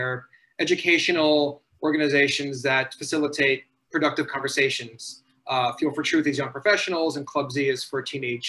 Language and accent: English; New York City, New York, United States; I grew up in New York City. As you mentioned, I'm a grandchild of survivors, Holocaust survivors. Have some family in Israel